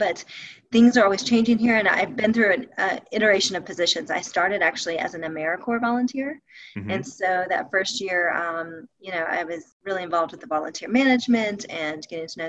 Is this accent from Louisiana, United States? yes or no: no; Alabama, United States; moved away as an adult; now in Jackson Hole, United States; I'm originally from Alabama